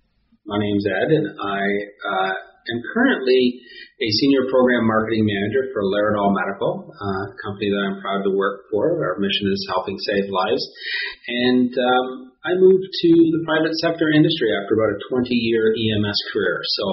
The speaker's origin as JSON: {"language": "English", "town": "Toronto", "region": "Ontario", "country": "Canada", "moved": "yes", "lives_now": "Wappingers Falls, United States", "said": "I'm originally from Toronto area, the greater Toronto area."}